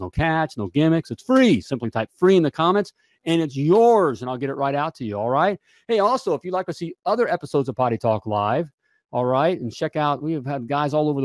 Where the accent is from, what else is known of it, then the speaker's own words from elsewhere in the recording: Indianapolis, Indiana, United States; my hometown here, Indianapolis, Indiana.